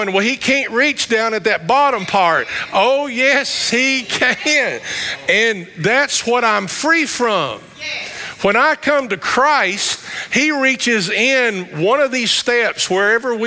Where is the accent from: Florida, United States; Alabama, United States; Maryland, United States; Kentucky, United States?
Kentucky, United States; Somersville; accent: country vernacular; I grew up in Somersville, outside of Campbellsville.